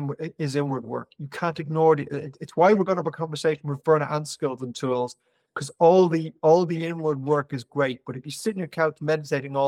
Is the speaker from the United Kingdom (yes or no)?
no; Ireland; I'm Irish